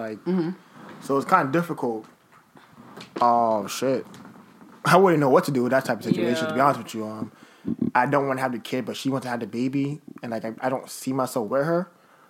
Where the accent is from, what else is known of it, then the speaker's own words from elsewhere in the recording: United States; I'm American.